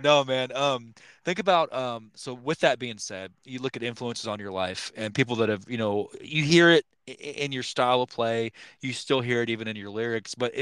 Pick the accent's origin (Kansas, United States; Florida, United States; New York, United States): Kansas, United States; I'm from Kansas